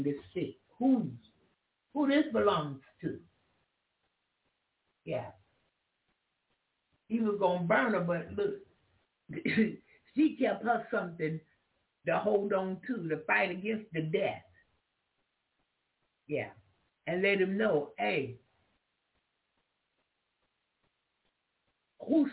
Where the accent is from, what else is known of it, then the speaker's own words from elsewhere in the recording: United States; I'm an American. I was born in America